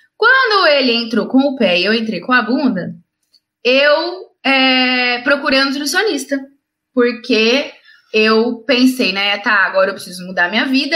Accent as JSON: {"language": "Portuguese", "town": "Ribeirão Preto", "region": "São Paulo", "country": "Brazil", "said": "eu sou de Ribeirão Preto, interior de São Paulo"}